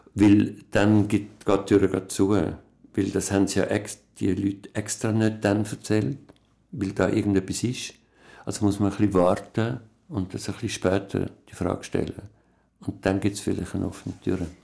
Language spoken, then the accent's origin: German; Berg am Irchel, Zurich, Switzerland; also born or lived in Bern; ich bin in Bern geboren, in einem alten Haus muss man jetzt renovieren. Und ähm, dann ist mein Vater gestorben. Mein Vater hat sich umgebracht, als ich etwa zweieinhalb war. Und dann sind wir weg von Bern und aufs Land gezogen in Berg am